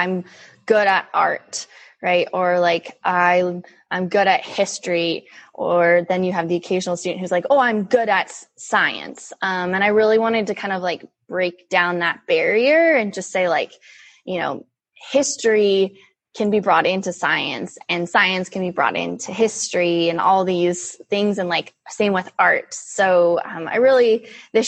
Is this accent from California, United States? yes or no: yes; California, United States; So I am born and raised in California. I still live here in Northern California